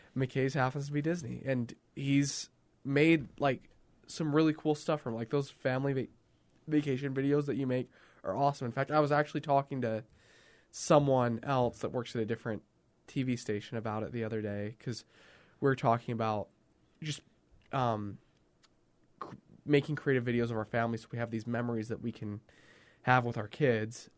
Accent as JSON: {"language": "English", "country": "Canada", "said": "As a Canadian"}